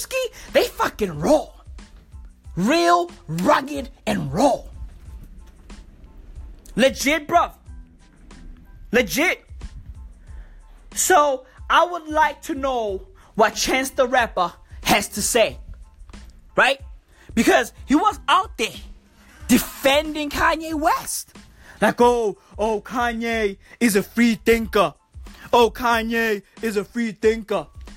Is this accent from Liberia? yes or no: no; South Africa; I'm reporting live from South Africa right now. This is where I was born. This is where I live